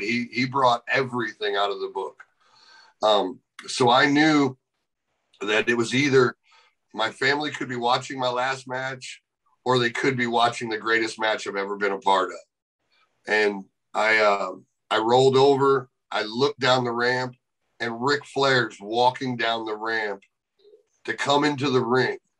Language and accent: English; St. Louis, Missouri, United States; I was able to walk into St. Louis, my hometown